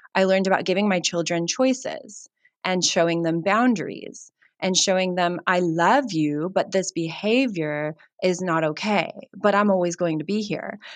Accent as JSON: {"language": "English", "country": "United States", "moved": "yes", "lives_now": "Cape Town, South Africa", "said": "I hail from America"}